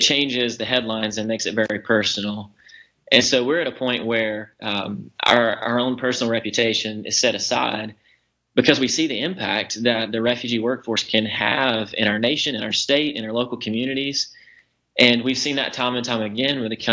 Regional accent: Waycross, Georgia, United States; moved away as an adult; now in Clarkston, United States; I grew up in Waycross, Georgia.

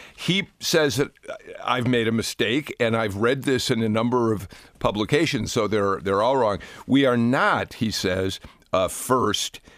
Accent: Chicago, Illinois, United States; now in Atlanta, United States; growing up in Chicago.

